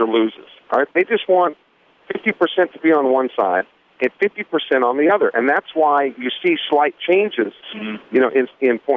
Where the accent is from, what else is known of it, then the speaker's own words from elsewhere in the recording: Iowa, United States; now in Mississippi, United States; my home state of Iowa